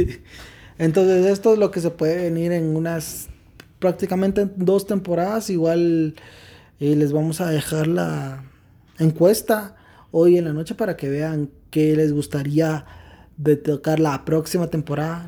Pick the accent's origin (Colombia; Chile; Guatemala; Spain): Guatemala; Quetzaltenango; nos indigna como guatemaltecos, como quetzaltecos